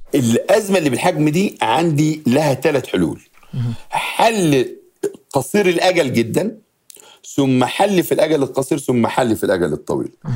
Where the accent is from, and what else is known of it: Egypt